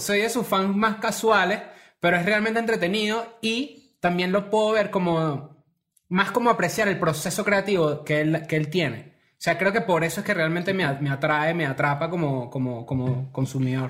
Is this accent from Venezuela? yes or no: yes; Venezuela; now in Mexico; también venimos de Venezuela